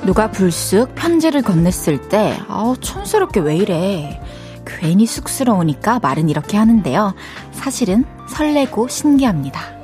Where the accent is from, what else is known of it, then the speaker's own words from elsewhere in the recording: Changwon, South Gyeongsang, South Korea; 제 고향이 마산입니다